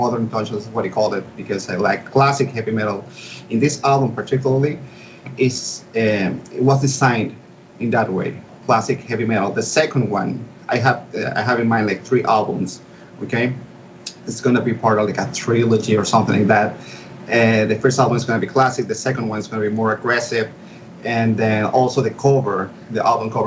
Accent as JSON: {"language": "English", "town": "Caracas", "region": "Capital District", "country": "Venezuela", "tie": "born or raised there", "said": "I found this college for audio engineering there in my hometown, Caracas, Venezuela"}